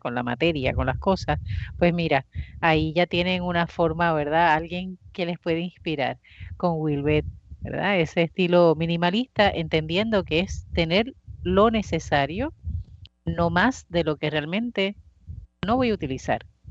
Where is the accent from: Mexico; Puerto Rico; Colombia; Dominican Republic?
Puerto Rico; Bayamón; yo soy de Bayamón y en Bayamón pues existía la plaza de mercado